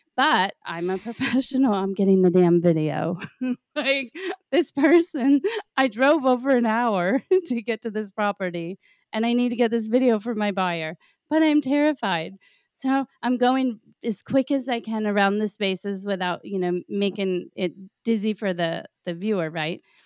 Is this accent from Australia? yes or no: no; Florida, United States; moved away; growing up in Florida